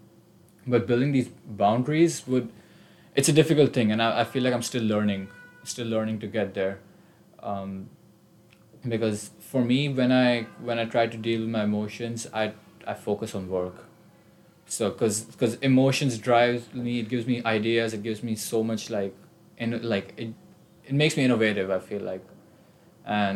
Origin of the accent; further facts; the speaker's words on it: India; moved away as an adult; I came from all the way across the world, I'm from India.